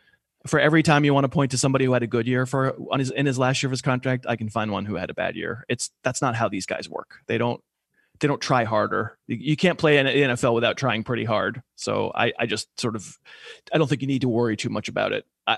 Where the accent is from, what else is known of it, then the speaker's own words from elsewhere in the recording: Boston, Massachusetts, United States; I'm from Boston, man.